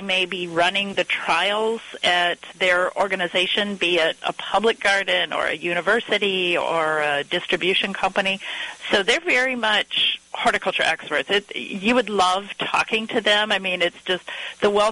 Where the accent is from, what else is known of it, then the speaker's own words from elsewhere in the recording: north central Missouri, United States; moved away as an adult; also born or lived in Chicago; I grew up on a farm in north central Missouri